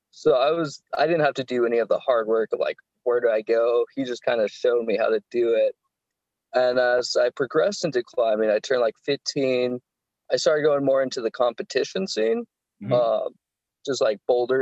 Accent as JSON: {"language": "English", "region": "Southern California", "country": "United States", "said": "I'm from Southern California"}